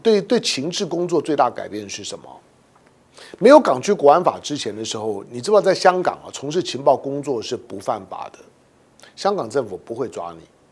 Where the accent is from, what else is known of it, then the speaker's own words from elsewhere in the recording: Taiwan; 身为台湾人